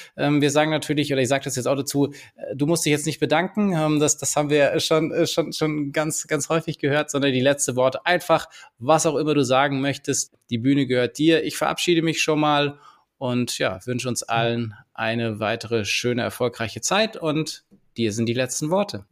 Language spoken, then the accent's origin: German; Swabia, Germany; jetzt komme ich hier so aus dem Schwäbischen